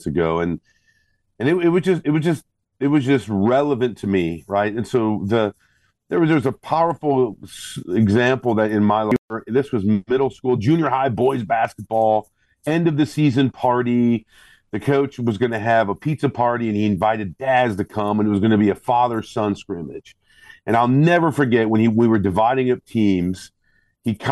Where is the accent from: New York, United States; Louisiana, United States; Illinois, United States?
Illinois, United States; Northern; Grew up, born and raised in Northern Illinois